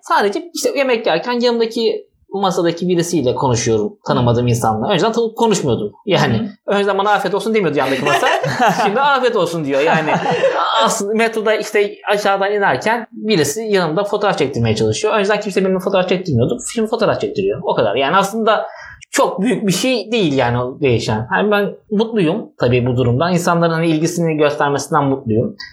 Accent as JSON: {"language": "Turkish", "region": "Istanbul", "country": "Turkey", "tie": "born or raised there", "also_born_or_lived": "Ankara", "moved": "as an adult", "said": "İstanbul'da büyüdüm, Ankara'da okudum."}